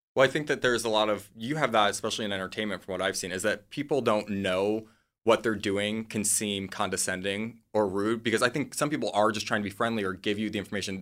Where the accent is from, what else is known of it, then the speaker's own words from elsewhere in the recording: Midwest, United States; moved away; I'm from the Midwest